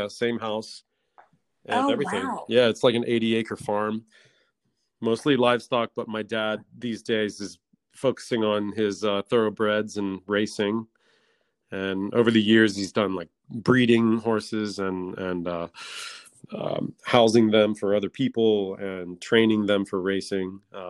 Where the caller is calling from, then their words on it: Armonk, New York, United States; I live in Westchester County, New York. I live in a town called Armonk, A-R-M-O-N-K, which is about 50 minutes north of Manhattan.